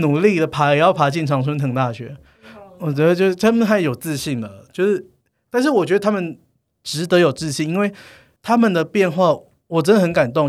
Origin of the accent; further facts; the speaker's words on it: Taiwan; now in United States; 我一个台湾人，然后讲英文可能就也不是非常流利